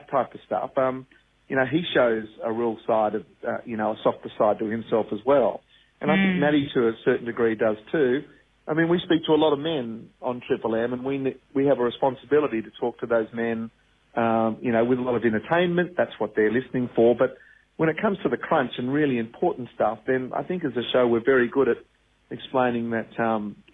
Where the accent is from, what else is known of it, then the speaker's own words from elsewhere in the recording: Pymble, New South Wales, Australia; also born or lived in Wahroonga; And I grew up in Pimble, and I went to school in Wurrunga, and I bought my first house in Wurrunga.